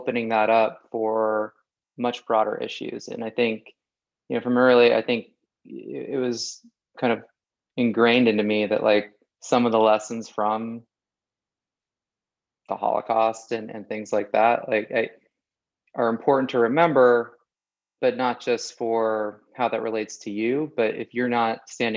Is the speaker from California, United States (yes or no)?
yes; Oak Park, California, United States; I grew up in the outskirts of Los Angeles, a town called Oak Park.